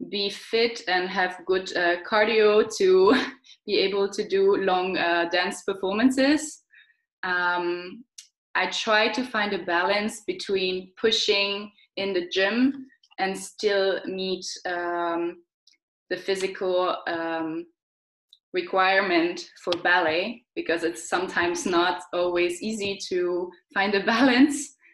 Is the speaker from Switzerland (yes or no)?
yes; Switzerland; also born or lived in London / Austria; now in Germany; Um, I come from Switzerland.